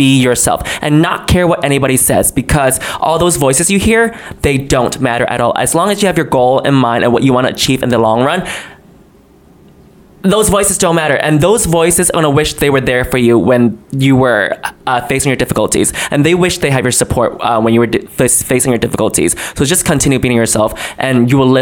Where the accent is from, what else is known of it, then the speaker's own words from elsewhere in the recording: New York, United States; also born or lived in China; I was born in China. I moved here to the United States and grew up in New York when I was seven until I'm still here